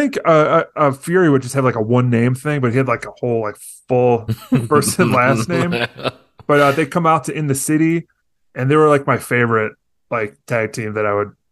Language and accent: English; Chicago, Illinois, United States; I grew up in John Hughes land up in Chicago, like just, you know, total suburbs.